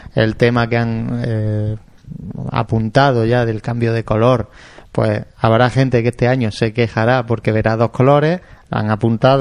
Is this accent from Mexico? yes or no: no; Jaén, Andalusia, Spain; en Jaén somos de Jaén